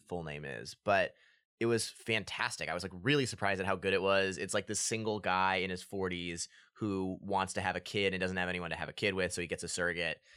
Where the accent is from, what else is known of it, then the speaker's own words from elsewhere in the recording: Annapolis, Maryland, United States; we're from Annapolis, and my mom worked for the festival for a little bit